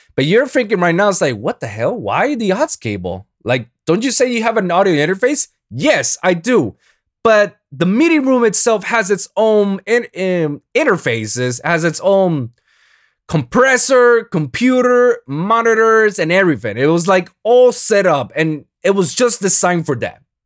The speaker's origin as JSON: {"language": "English", "country": "Puerto Rico", "first_language": "Spanish", "second_language": "English", "said": "I'm Boricua, man. I, I'm, I'm, Spanish is my first language"}